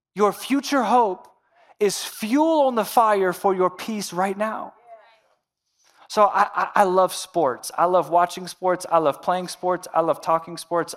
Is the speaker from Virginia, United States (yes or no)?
yes; Central Virginia, United States; I'm from Central Virginia